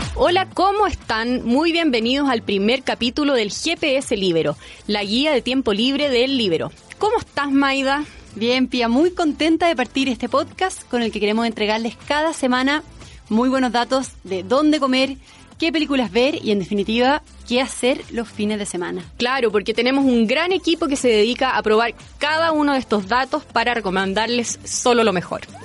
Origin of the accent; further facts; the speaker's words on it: Venezuela; moved away as an adult; now in Chile; soy una periodista venezolana con 10 años de experiencia en mi país